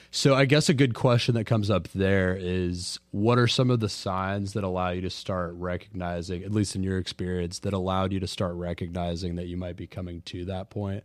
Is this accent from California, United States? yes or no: no; Jacksonville, Florida, United States; now in Orlando, United States; I'm from Jacksonville as well